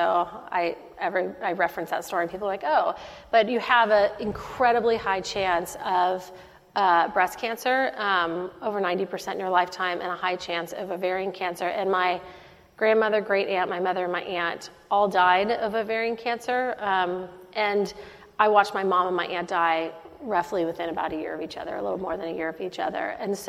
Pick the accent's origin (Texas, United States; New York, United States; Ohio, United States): Texas, United States; Dallas; I'm from Dallas, Texas